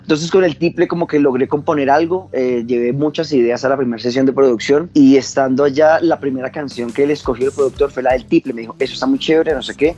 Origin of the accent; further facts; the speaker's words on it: Fusagasugá, Cundinamarca, Colombia; Dos de los tres integrantes somos oriundos de Fusagasugá